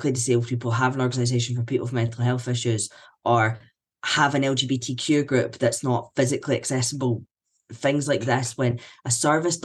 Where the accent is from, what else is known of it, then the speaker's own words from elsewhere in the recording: Scotland, United Kingdom; I'm a white man. I'm Scottish